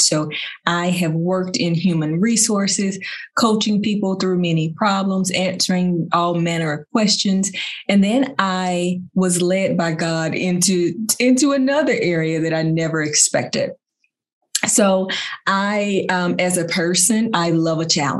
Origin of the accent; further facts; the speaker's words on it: United States; I'm an American down here in this country